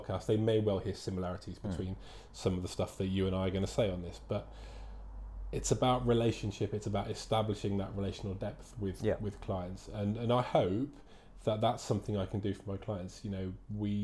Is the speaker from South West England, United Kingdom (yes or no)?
yes; Plymouth, South West England, United Kingdom; now in Wellington; I come from Plymouth down in Devon.